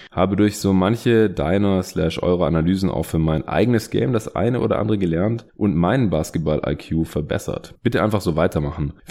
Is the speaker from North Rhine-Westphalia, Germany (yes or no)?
no; Stuttgart, Baden-Württemberg, Germany; Hey, Grüße aus meiner alten Heimat.